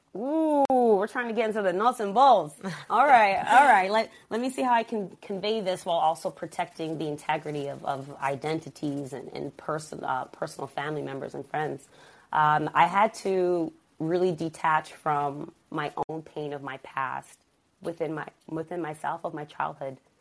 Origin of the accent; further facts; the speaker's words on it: Stamford, Connecticut, United States; also born or lived in Berlin, Germany; The environment that I grew up in in Stamford, Connecticut, it wasn't as glorious and gentrified as it is now.